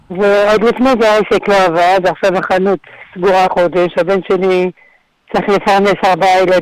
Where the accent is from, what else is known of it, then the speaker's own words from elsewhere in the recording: Rishon LeZion, Central District, Israel; now in Beersheba, Israel; אני במקור מראשון.